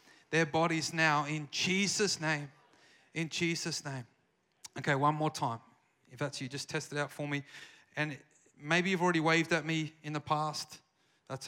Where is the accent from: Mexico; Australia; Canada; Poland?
Australia; South Australia; accent: Australian; moved away as an adult; now in Redding, United States; I have an Australian accent, if you can't tell. I haven't lost it